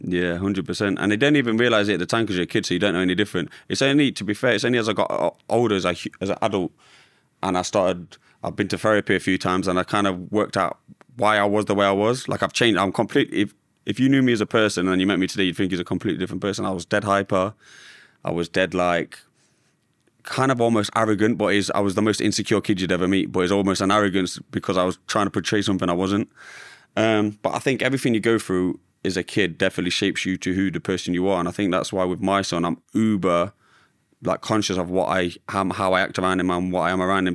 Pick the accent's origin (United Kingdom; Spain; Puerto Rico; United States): United Kingdom; Derby, East Midlands; I grew up in Derby, where I still live today, in a little village called Little Eaton